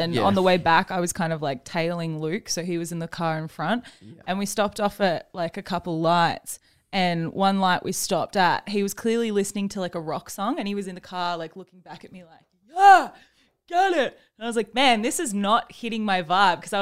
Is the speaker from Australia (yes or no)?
yes; Adelaide, South Australia, Australia; moved away; I was born in Adelaide